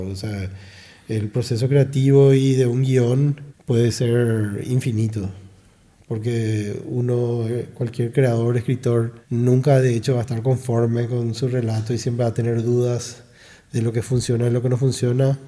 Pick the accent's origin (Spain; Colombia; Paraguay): Paraguay; Ciudad del Este, Alto Paraná; yo me crié, yo tuve mi infancia en Ciudad del Este